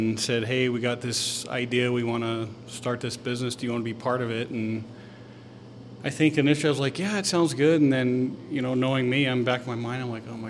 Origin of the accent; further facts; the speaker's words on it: Henderson, Nevada, United States; also born or lived in Idaho / Colorado / Florida; now in Rexburg, United States; I'm originally from Henderson, Nevada.